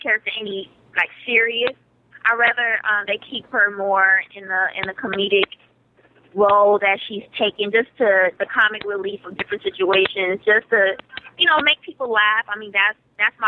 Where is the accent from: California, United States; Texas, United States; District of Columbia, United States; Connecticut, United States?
Texas, United States; Dallas; I'm from Dallas, Texas. I was raised by guys